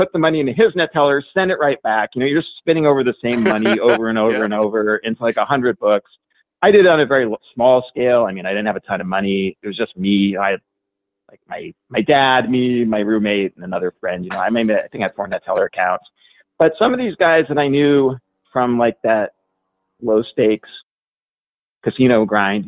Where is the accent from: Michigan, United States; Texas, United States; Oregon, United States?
Oregon, United States; I grew up in Oregon